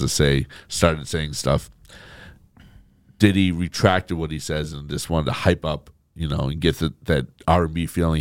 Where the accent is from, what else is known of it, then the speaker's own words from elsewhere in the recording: Boston, Massachusetts, United States; I grew up in West Rock Space